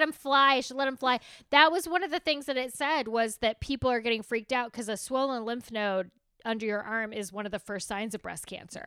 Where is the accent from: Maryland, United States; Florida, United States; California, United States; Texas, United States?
Texas, United States; being Texan is sometimes we put too many syllables in things, and then sometimes we take syllables away